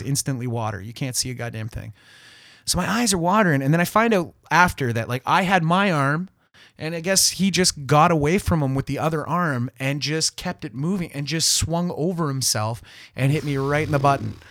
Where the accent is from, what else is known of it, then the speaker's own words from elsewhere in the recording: South River, Ontario, Canada; now in Toronto, Canada; I'm from South River, it's a small place